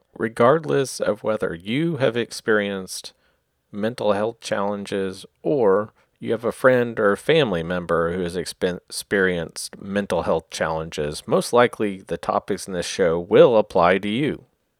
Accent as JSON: {"language": "English", "town": "Oklahoma City", "region": "Oklahoma", "country": "United States", "said": "I am a writer from Oklahoma City, Oklahoma."}